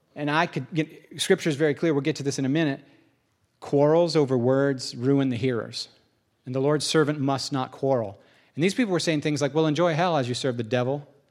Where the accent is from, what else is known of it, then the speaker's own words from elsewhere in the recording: United States; I'm an American